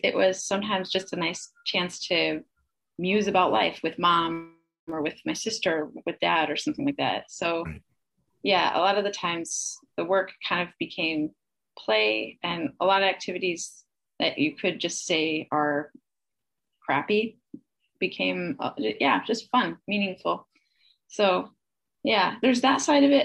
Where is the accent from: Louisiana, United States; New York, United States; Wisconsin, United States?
Wisconsin, United States; Kansasville; also born or lived in Illinois; I was born in Illinois, but it was just under the border. So I grew up in Wisconsin in a small town called Kansasville